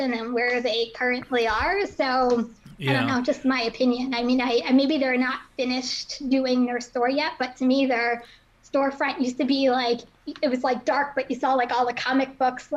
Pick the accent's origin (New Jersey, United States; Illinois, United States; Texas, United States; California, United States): New Jersey, United States; Somerville; also born or lived in Pennsylvania; I grew up in Somerville, New Jersey, which is like central Jersey by like the Bridgewater area. So I was born and raised there.